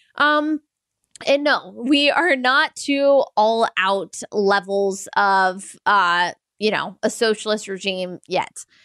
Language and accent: English; United States; as an American